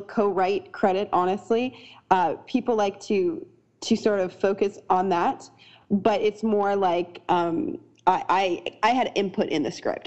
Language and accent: English; Canada; now in United States; I'm Canadian and I live in America